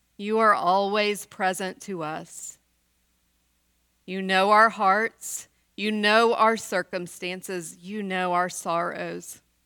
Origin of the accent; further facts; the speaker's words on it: West Texas, United States; I grew up in West Texas in the nineteen seventies